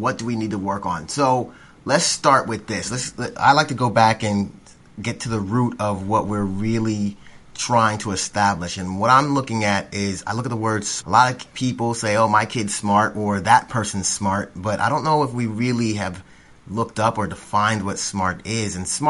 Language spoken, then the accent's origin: English; Florida, United States; now in Tennessee, United States; I'm a transplant from Florida, but I like being here in East Tennessee now.